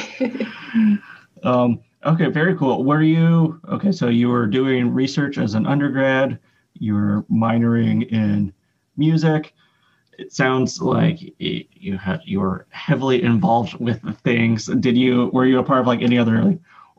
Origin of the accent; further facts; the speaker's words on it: Northern Colorado, United States; I'm from Northern Colorado